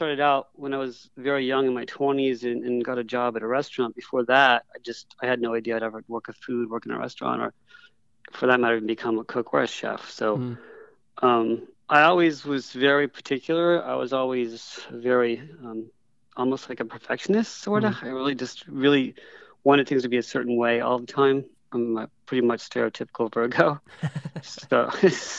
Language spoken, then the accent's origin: English; Sarasota, Florida, United States; moved away; also born or lived in Houston, Texas / Austin, Texas; I grew up in Sarasota, Florida, later on in Houston.